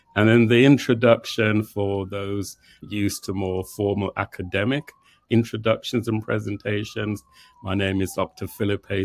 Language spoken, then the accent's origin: English; England, United Kingdom; also born or lived in Jamaica (parents); now in New York, United States; both born in Jamaica. I was born in England.